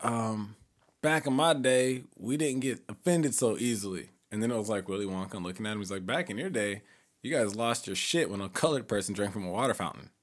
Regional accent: Edwardsville, Illinois, United States; moved away; back in my hometown, we have black, white, Hispanic

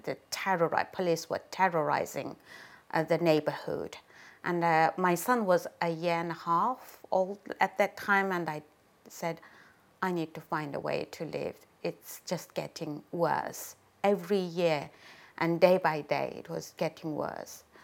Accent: Ghulja, Xinjiang, China; moved away as an adult; now in United Kingdom; I am from Gulja, uh, a northern part of East Turkestan, bordering Kazakhstan

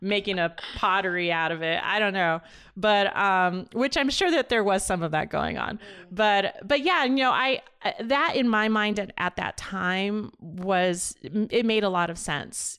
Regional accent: Las Vegas, Nevada, United States; also born or lived in East Los Angeles, California; I started law school back in my hometown of Vegas

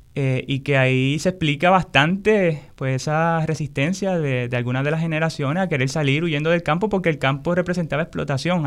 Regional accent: Puerto Rico; como pueblo, como puertorriqueños, puertorriqueñas, como boricua

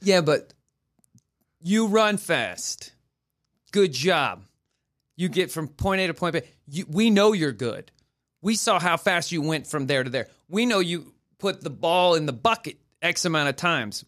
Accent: Oklahoma, United States; moved away; I'm from Oklahoma

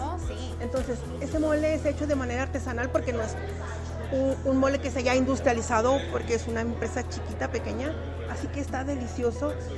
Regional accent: Durango, Mexico; moved away as an adult; also born or lived in Mexico City, Mexico; now in Colorado, United States; nací en México DF, pero me crié en Durango y yo siempre digo que soy de Durango

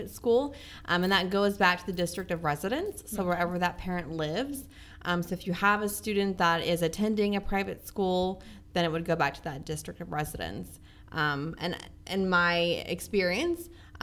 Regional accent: Central Ohio, United States; moved away as an adult; I am from Central Ohio, born and raised

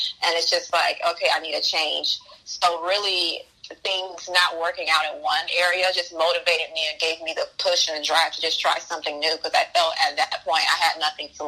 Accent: Macon, Georgia, United States; moved away as an adult; now in New York City, United States; I was born and raised in Macon, Georgia, so I was used to space.

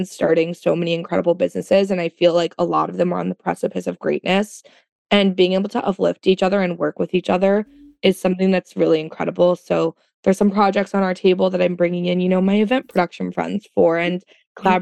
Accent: Florida, United States; um, I'm from Florida. I'm not that southern, but like I am.

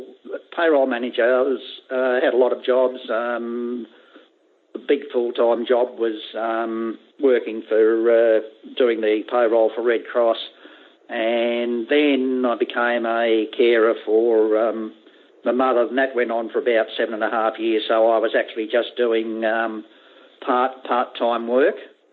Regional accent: Sydney, New South Wales, Australia; Yeah, in Sydney.

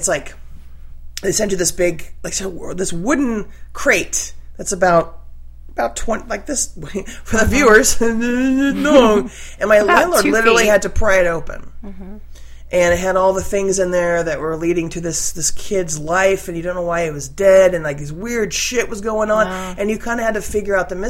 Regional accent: California, United States; now in Corvallis, United States; not where I grew up in California

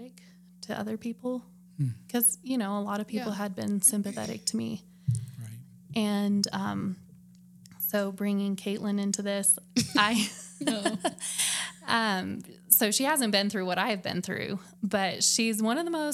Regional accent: Flagstaff, Arizona, United States; moved away as an adult; also born or lived in South Carolina; I was born and raised in Flagstaff.

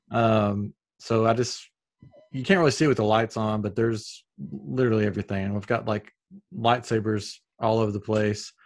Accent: Upper East Tennessee, United States; accent: Southern; now in Houston, United States; I'm originally from Tennessee, but I'm in Texas now

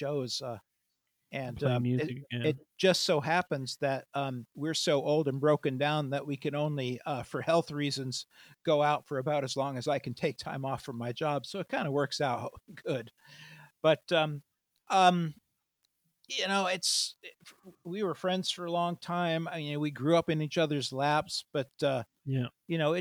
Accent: United States; I'm an American

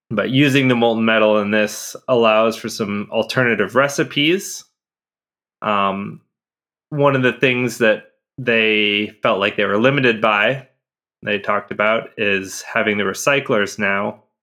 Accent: Chicago, Illinois, United States; as a Chicagoan

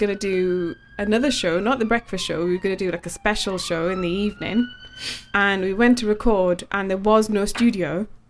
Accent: Newcastle upon Tyne, North East England, United Kingdom; accent: Geordie; moved away as an adult; now in London, United Kingdom; my mummy and daddy's house where I never had to pay mortgage payments says Newcastle.

